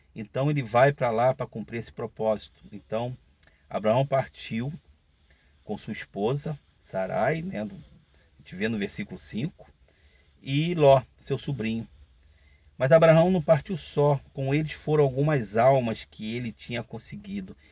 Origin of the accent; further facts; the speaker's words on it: Rio de Janeiro, Brazil; eu sou carioca, estou falando do Rio de Janeiro